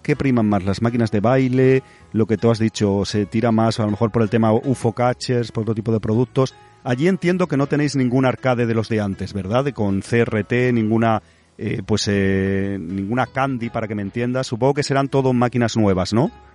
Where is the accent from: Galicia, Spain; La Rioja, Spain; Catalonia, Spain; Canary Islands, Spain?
Catalonia, Spain; nosotros siendo aquí de Cataluña, tanto tú como yo creo que nuestros padres son inmigrantes, que aunque somos catalanes